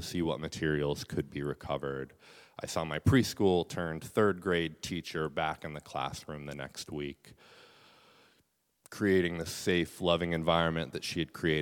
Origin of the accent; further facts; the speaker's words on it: Bethel, Alaska, United States; also born or lived in Southern California; Iapunnaalvik, the only Yupik language school in Bethel, my hometown